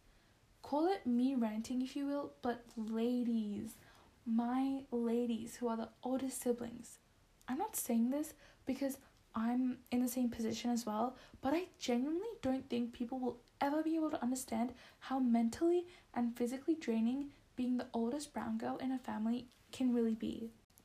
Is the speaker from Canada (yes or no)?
no; Bangladesh; moved away; Bangladesh, which is where I'm from